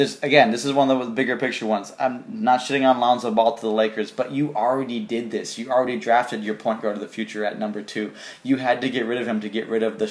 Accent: Boston, Massachusetts, United States; my hometown Celtics

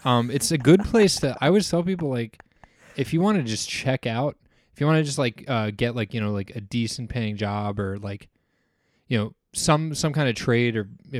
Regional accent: Fort Lauderdale, Florida, United States; back to South Florida where I'm from originally.

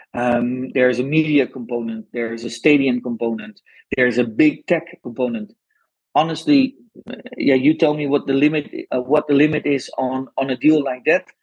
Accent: Netherlands; English is a second language; I'm Dutch, uh, but probably everyone listening heard from my accent already.

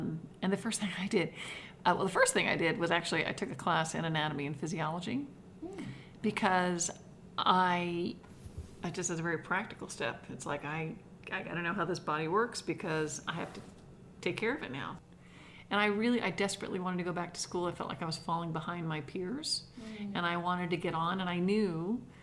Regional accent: New York, United States; I grew up in New York State

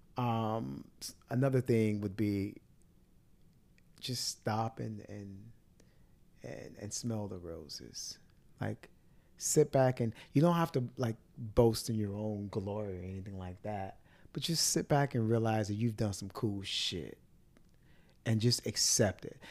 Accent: Miami, Florida, United States; growing up in Miami

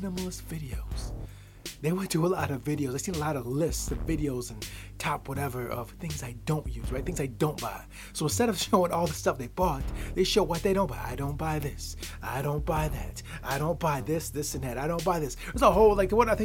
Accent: the Midwest of the United States, United States; I grew up in the Midwest of the United States. I still am in the Midwest of the United States.

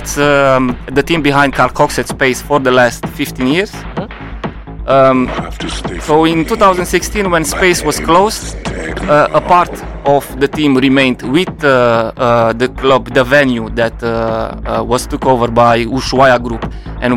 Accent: Luduș, Mureș County, Romania; I'm coming from Romania. I started DJing in 2009 in a collaboration with a local radio in my hometown Ludus in Mureș

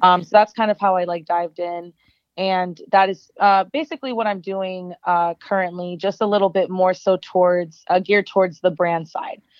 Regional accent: Arlington, Virginia, United States; moved away as an adult; also born or lived in Florida; now in Los Angeles, United States; born and raised in Arlington, Virginia, which uh, is just outside Washington, D.C.

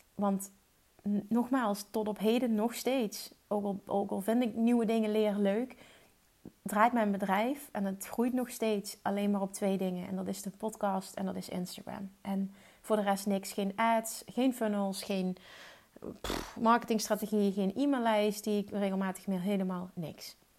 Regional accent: Limburg, Netherlands; accent: Limburgish; ik heb een Limburgs accent

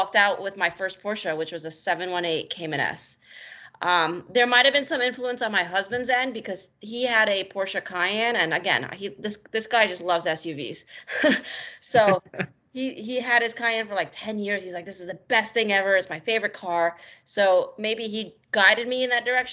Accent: New Jersey, United States; I grew up in New Jersey

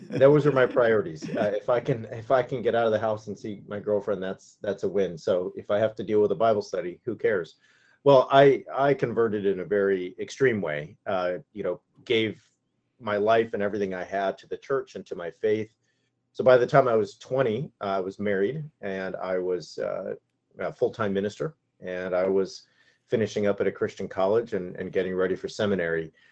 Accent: Yorba Linda, California, United States; my hometown is the hometown of Richard Nixon. So, uh, my, my, I grew up, uh, two miles from Nixon's birthplace

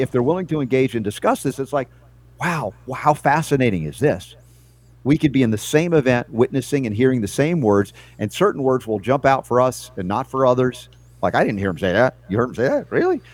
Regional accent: the South, United States; I grew up i, in a, in a Jewish family in the South

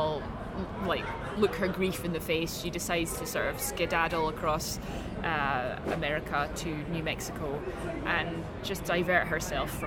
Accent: Paisley, Scotland, United Kingdom; I was born near Glasgow, so I've got a little bit of pride. I was born in Paisley

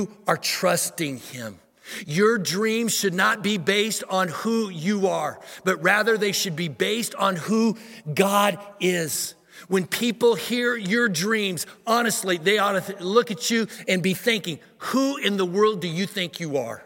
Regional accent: Missouri, United States; moved away as an adult; now in Dallas, United States; we moved from Missouri, the state that I was raised in, to come to Dallas

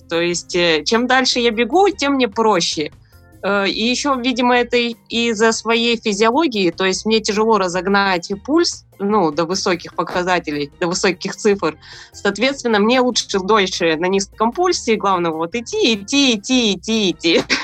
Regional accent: Krasnoyarsk, Krasnoyarsk Krai, Russia; я сама из Красноярска, из Сибири

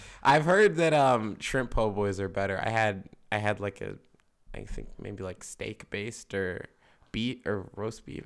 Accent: Philadelphia, Pennsylvania, United States; we would say we're from Philadelphia

